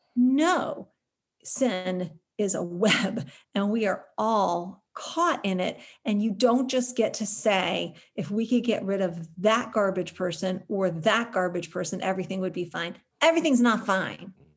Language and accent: English; United States